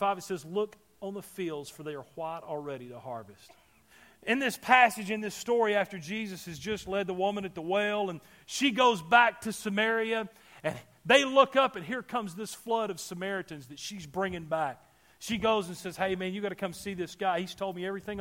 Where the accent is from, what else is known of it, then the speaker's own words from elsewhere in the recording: Alabama, United States; I'm from Alabama